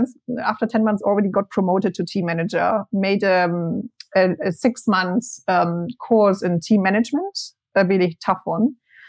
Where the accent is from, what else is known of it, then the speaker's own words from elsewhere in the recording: Germany; English is a second language; moved away as an adult; also born or lived in Spain; I moved from Germany to Spain in 2010 when I was 21